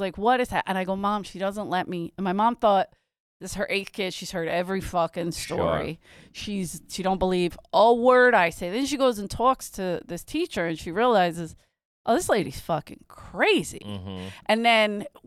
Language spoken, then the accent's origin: English; Philadelphia, Pennsylvania, United States